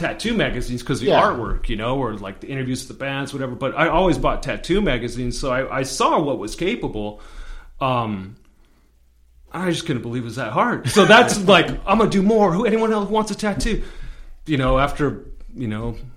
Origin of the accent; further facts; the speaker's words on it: Covina, California, United States; I grew up mostly in Covina